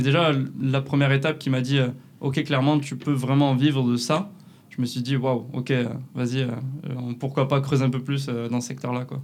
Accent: Canet-en-Roussillon, Occitania, France; accent: southern French; moved away as an adult; also born or lived in La Rochelle; ça s'entend peut-être un peu à ma voix. Je viens du sud de la France, de, de Canet-Plage, à côté de Perpignan.

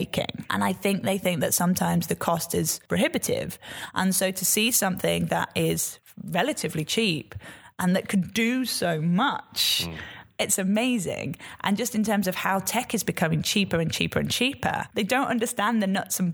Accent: Yorkshire and the Humber, United Kingdom; I'm a Yorkshire girl.

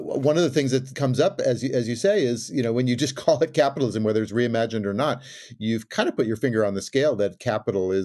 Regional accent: California, United States; as the Californian, as the resident Californian here

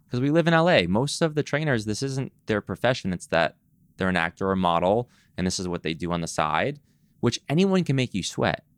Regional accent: East Coast, United States; now in Los Angeles, United States; I'm from the East Coast. When I moved to L

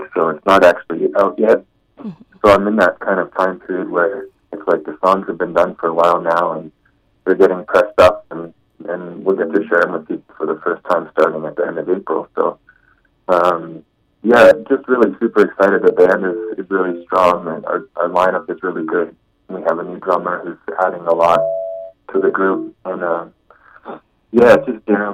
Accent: Canada; a Canadian songwriter

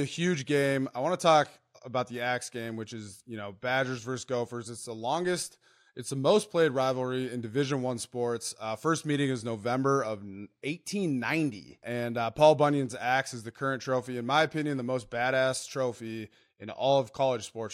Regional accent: Minnesota, United States; also born or lived in Wisconsin; I'm from Minnesota, went to Wisconsin.

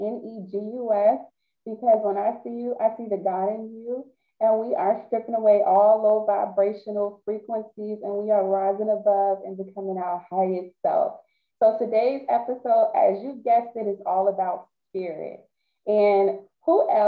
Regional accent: Baltimore, Maryland, United States; we're all from Baltimore

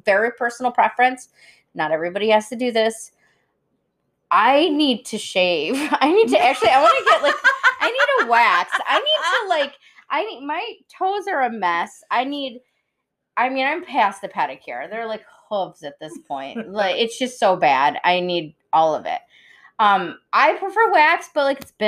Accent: Cass Lake, Michigan, United States; the lake that I grew up on, Cass Lake, is a very active lake

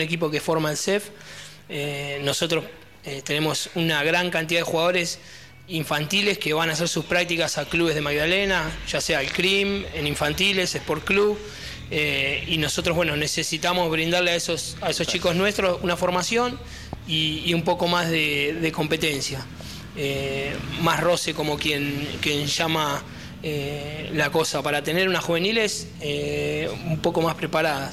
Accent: Las Flores, Buenos Aires Province, Argentina; moved away as an adult; now in Verónica, Argentina; yo soy de La Flores, de la provincia de Buenos Aires

